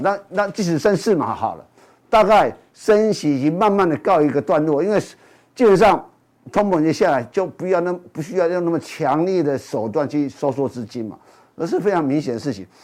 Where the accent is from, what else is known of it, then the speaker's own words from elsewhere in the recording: Taiwan; 所以相相对我们台湾人也一样